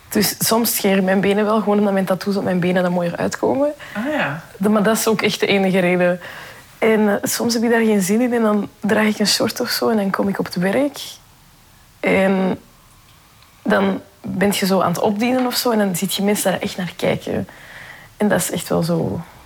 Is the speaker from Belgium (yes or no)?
yes; Belgium; Mijn ouders zijn eigenlijk allebei van Marokko, maar ik ben wel hier geboren